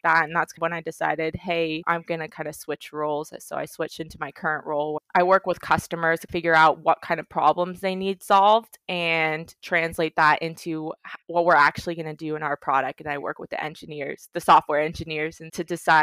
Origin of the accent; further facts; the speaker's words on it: Orange County, California, United States; first language English; I grew up in Orange County, AOC